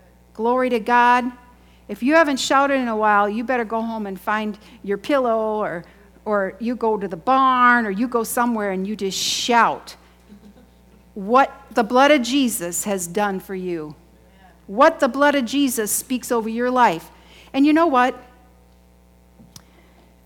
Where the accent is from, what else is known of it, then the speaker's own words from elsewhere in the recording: United States; I grew up in Chippewa